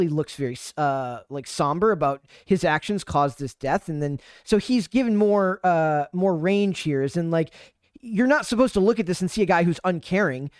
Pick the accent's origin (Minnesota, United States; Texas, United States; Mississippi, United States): Minnesota, United States; I'm from Minnesota